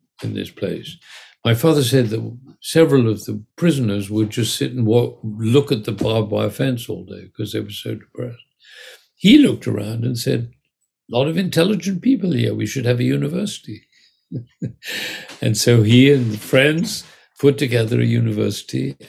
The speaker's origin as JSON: {"language": "English", "region": "England", "country": "United Kingdom", "tie": "born or raised there", "said": "I was born in England in 1939"}